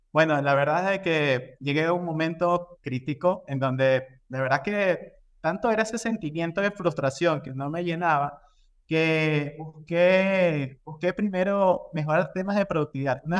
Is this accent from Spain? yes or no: no; Ecuador; Bueno, como les comentaba, yo soy de Ecuador, yo tengo más de 12 años trabajando en industrias de consumo masivo